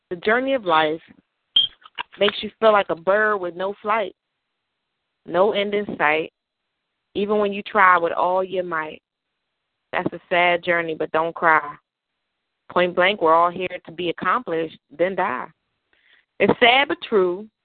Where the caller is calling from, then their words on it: New York, United States; Well, I'm in New York, as you guys know, and I am slowly making my way to Maryland